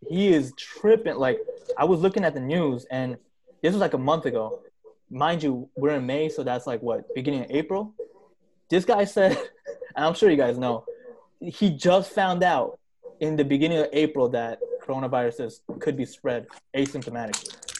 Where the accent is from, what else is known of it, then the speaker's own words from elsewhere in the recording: New York City, New York, United States; moved away as an adult; now in New Jersey, United States; I'm from Queens. Like I'm from Queens, New York. So like Jersey is so different. I'm still like getting used to it. But like I'm used to like Queens, New York, you know? That's where I've been like majority of my life